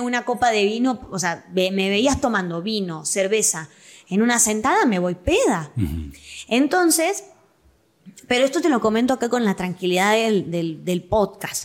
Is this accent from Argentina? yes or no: yes; Quilmes, Buenos Aires Province, Argentina; accent: rioplatense; moved away as an adult; now in Guadalajara, Mexico; Quilmes es mi ciudad natal.